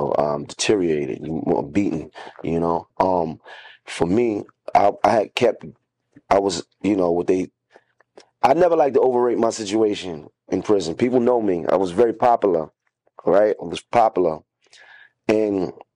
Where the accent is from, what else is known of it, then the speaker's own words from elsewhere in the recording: New York City, New York, United States; I was from Bed-Stuy